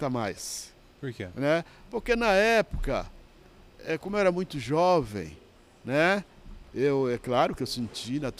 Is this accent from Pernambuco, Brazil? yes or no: yes; Pernambuco, Brazil; moved away; quando eu vim de São de, de Pernambuco para São Paulo, eu vim para casa de uma irmã